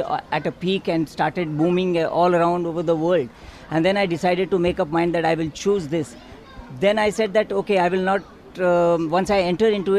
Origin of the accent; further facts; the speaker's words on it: India; moved away as an adult; now in Dubai, United Arab Emirates; I am from India. I have been in the city for almost 20 years